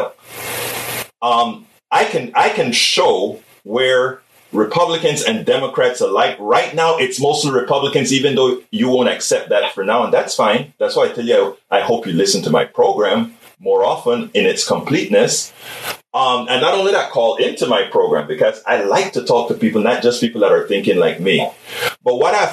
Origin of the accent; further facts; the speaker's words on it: Panama; I am from Central America, right. Panama. I'm from Panama